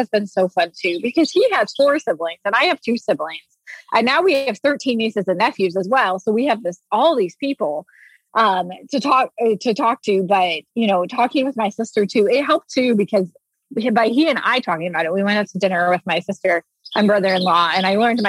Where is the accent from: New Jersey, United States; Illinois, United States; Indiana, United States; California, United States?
Indiana, United States; now in Indianapolis, United States; we grew up in Indiana where you're supposed to get married at 22 and have kids.